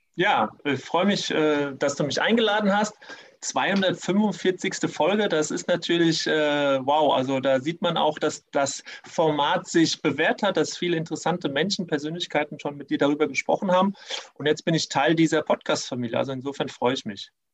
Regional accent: Germany; also born or lived in Tunisia; ich bin halber Tunesier und durch diese drei Jahre konnte ich natürlich da sehr gut eintauchen und trotzdem äh, habe ich auch gemerkt, als Halbdeutscher zieht es mich auch wieder zurück nach Deutschland

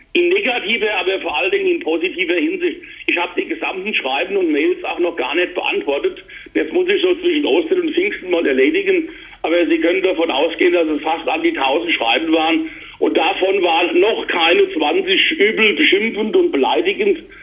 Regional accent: Mainz, Rhineland-Palatinate, Germany; Ich bin genauso als Mainzer und Rheinland-Pfälzer

